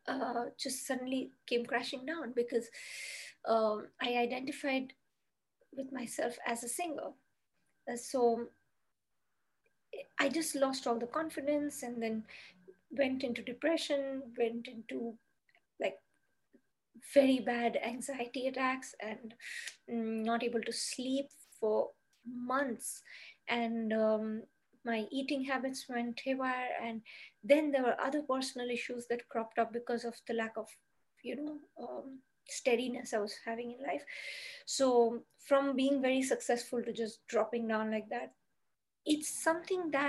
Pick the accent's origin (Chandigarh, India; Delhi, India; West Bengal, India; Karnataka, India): West Bengal, India; Kolkata; moved away as an adult; also born or lived in Mumbai; I moved from my hometown, which was Calcutta in India, to Mumbai.